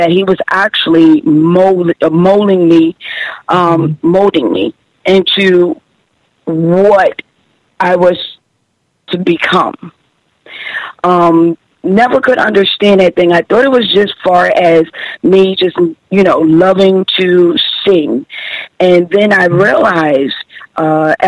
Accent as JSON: {"language": "English", "region": "New York", "country": "United States", "tie": "born or raised there", "also_born_or_lived": "Camden, South Carolina"}